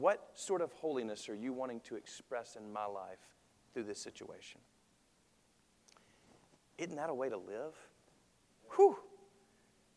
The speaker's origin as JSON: {"language": "English", "country": "United States", "said": "I love being an American"}